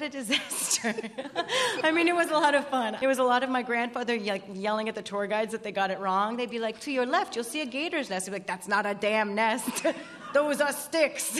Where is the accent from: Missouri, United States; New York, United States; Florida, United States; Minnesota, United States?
Florida, United States; South; I am from South Florida